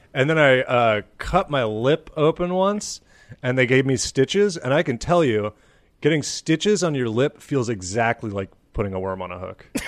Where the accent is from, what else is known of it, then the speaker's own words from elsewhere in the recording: Ann Arbor, Michigan, United States; moved away; I was from Ann Arbor